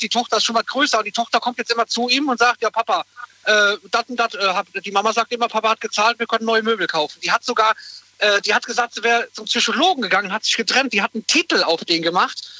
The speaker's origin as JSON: {"language": "German", "town": "Koblenz", "region": "Rhineland-Palatinate", "country": "Germany", "said": "wir kommen alle aus Koblenz"}